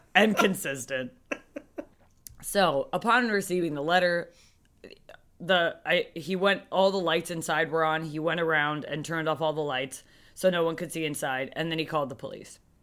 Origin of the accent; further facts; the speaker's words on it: New Jersey, United States; we're both from New Jersey